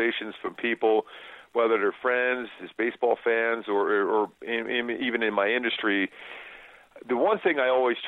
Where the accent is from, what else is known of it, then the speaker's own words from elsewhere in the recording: Philadelphia, Pennsylvania, United States; growing up in Philly